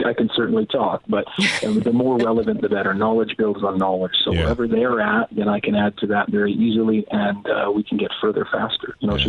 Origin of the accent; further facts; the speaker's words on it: Canada; Being a Canadian police officer, I'm out of holidays this year